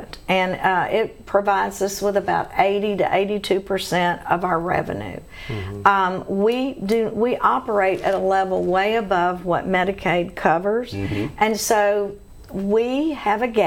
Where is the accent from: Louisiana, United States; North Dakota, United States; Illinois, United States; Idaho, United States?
Louisiana, United States; Shreveport; growing up in Shreveport